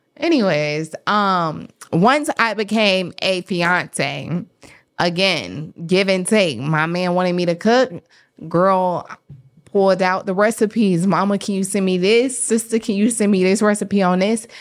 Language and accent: English; the South, United States; I am from the South